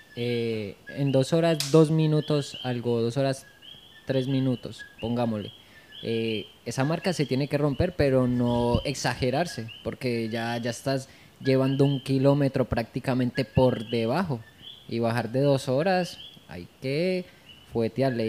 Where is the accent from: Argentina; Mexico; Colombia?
Colombia; de donde yo vengo, que es Colombia